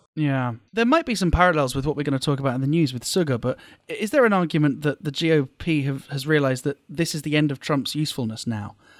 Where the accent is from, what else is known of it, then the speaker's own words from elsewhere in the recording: United Kingdom; now in Japan; as a Brit